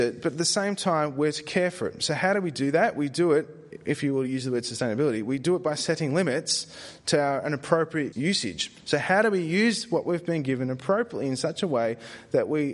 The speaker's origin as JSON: {"language": "English", "country": "Australia", "said": "I said it as an Aussie."}